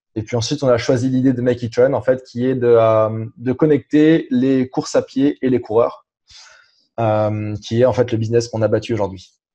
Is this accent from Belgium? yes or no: no; France; moved away as an adult; also born or lived in Germany / England; now in Montreal, Canada; je suis rentré en France, j'avais 5 euh, ans. Donc entre 5 ans et 18 ans, j'ai fait le, le, cursus classique euh, français.